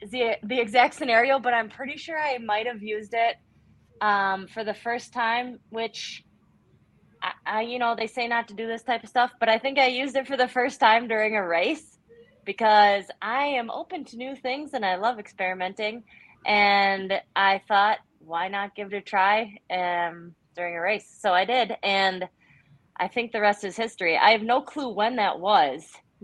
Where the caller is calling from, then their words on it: Eau Claire, Wisconsin, United States; I am here in Eau Claire, Wisconsin.